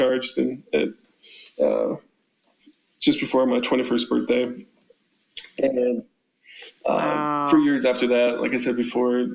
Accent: Colorado, United States; I grew up in Colorado

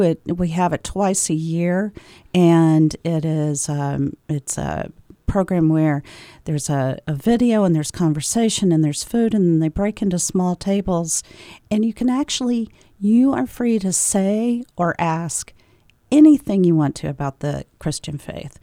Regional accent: the South, United States; moved away as an adult; also born or lived in Tennessee / Georgia / Maine; now in Concord, United States; I am from the South. I grew up in Tennessee and in Georgia, and then moved here, moved to New England in the year two thousand

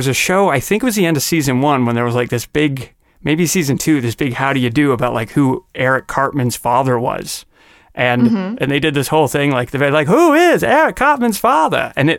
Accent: Salt Lake City, Utah, United States; moved away; also born or lived in Los Angeles; Years ago, my wife and I flew out when we still lived in Los Angeles to see Book of Mormon, because I'm originally from Salt Lake City, Utah

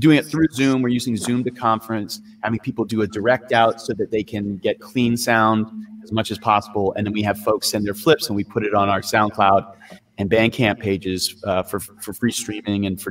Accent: New York, United States; now in Oakland, United States; I am from New York originally. I'm based out of Oakland, California.

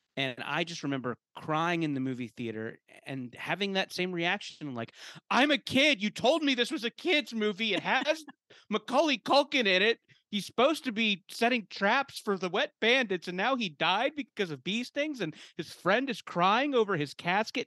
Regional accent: Orange County, California, United States; I grew up in Orange County, California

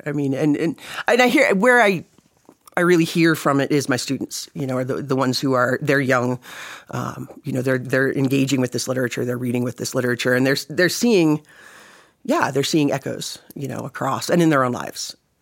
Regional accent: East Coast, United States; moved away; I'm from the East Coast originally

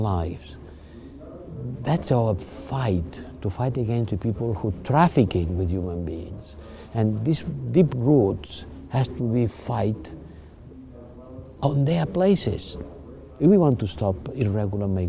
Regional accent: Spain; I'm coming from Spain.

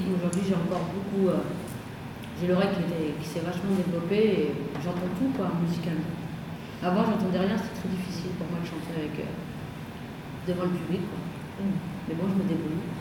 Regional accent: Valenciennes, Hauts-de-France, France; moved away as an adult; now in Paris, France; je suis arrivée du nord de la France, valencienne. j'avais 22 ans.

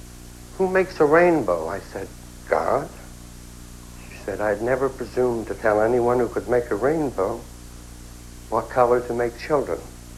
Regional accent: England, United Kingdom; The first time I ever saw people of any color was when D-Day left from my hometown in England to go and free Europe from the war.

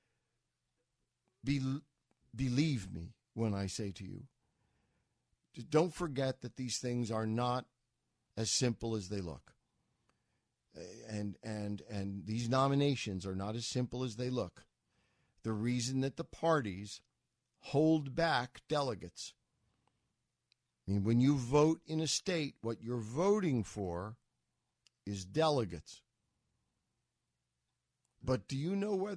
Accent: United States; as an American

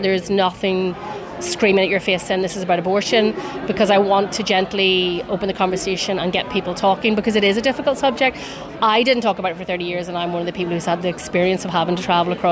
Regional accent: County Armagh, Northern Ireland, United Kingdom; now in Belfast, United Kingdom; I'm based in Belfast, but I'm from County Armagh originally

